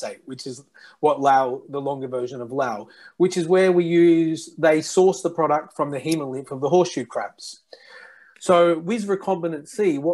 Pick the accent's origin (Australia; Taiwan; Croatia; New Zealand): Australia; moved away as an adult; also born or lived in Japan; now in Lyon, France; I'm Australian and I live now in France.